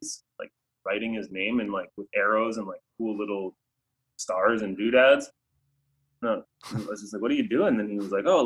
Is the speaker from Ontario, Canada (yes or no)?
no; Calgary, Alberta, Canada; my hometown put a $5,000 fine on graffiti, like a minimum fine